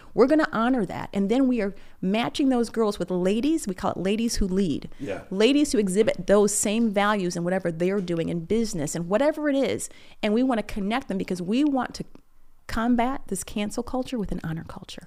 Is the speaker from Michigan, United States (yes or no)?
yes; Michigan, United States; I grew up in Michigan